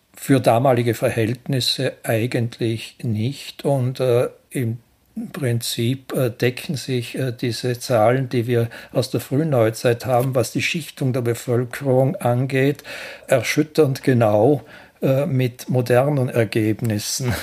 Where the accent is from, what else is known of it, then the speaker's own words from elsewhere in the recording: Ländle, Vorarlberg, Austria; als Ländler